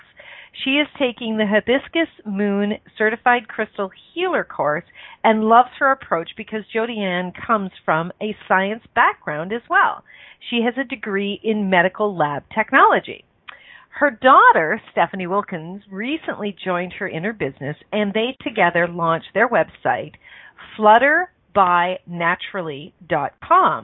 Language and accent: English; Canada; born in Canada, which is my home country